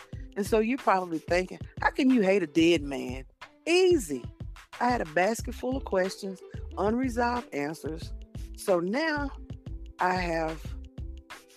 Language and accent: English; Nashville, Tennessee, United States; I'm from Nashville, Tennessee.